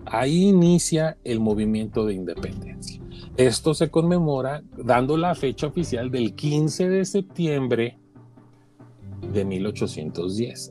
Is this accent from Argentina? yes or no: no; Mexico